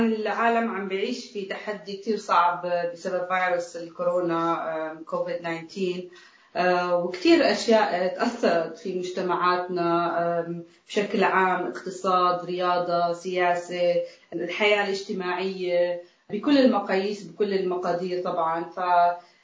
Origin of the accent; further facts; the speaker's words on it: Palestine; بحياتي كفلسطينيه عربيه عشت تحت ظروف صعبه وتحت احتلال